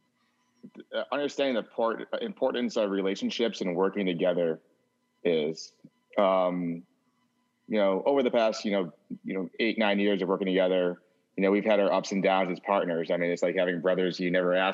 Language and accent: English; Cleveland, Ohio, United States; I'm from Cleveland.